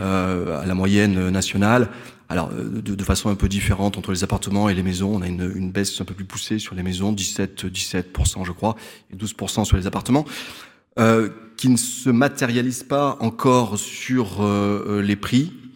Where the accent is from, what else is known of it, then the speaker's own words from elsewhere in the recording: Limoges, Nouvelle-Aquitaine, France; je suis né à Limoges, j'ai fait mes études à Limoges, j'exerce à Limoges et je vis à Limoges